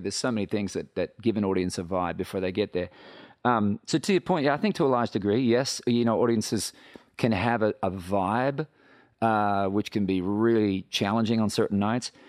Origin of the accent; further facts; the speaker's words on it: Australia; moved away as an adult; now in Nashville, United States; I come from Australia where they're brutally honest